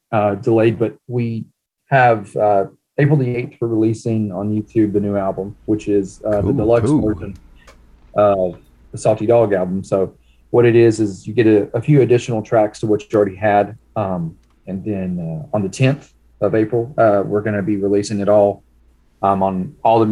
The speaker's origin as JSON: {"language": "English", "town": "Cherokee", "region": "North Carolina", "country": "United States", "also_born_or_lived": "Hickory, North Carolina", "moved": "yes", "lives_now": "Cleveland, United States", "said": "I'm from Cherokee, North Carolina"}